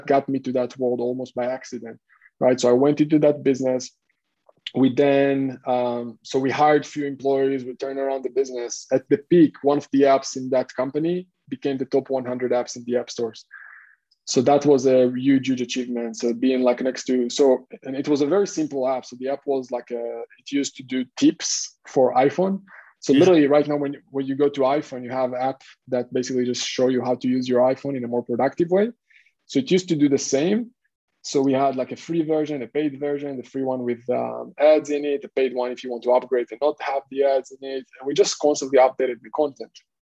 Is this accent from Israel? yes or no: yes; Israel; English is a second language; moved away as an adult; also born or lived in Hong Kong; now in Cyprus; I'm originally from Israel. I served in the military there.